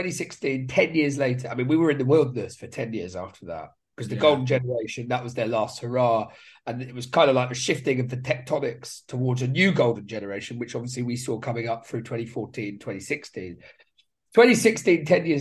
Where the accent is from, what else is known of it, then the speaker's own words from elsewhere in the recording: Brighton, South East England, United Kingdom; I was born in Brighton